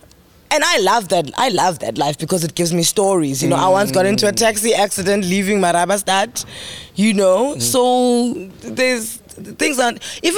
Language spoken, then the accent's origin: English; Mthatha, Eastern Cape, South Africa; I'm from Umtata.